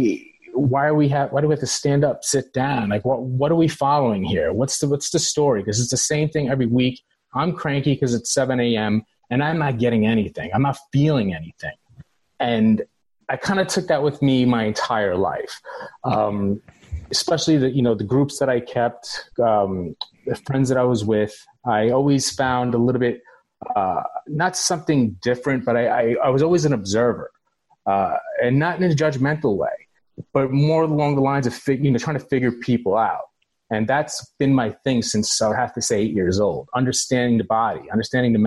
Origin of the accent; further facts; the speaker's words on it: New York City, New York, United States; I was born in the Bronx.